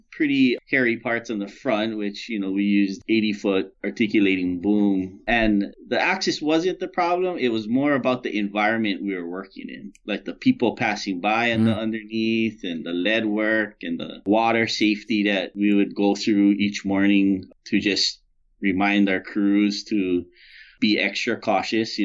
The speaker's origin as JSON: {"language": "English", "region": "Hawaii", "country": "United States", "moved": "yes", "said": "I'm from Hawaii, so, you know, we're pretty easygoing"}